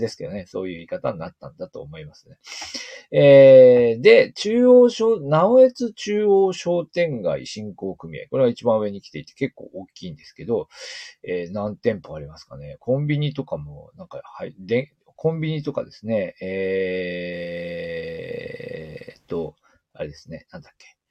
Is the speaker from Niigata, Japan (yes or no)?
yes; Niigata, Japan; 私たち新潟県民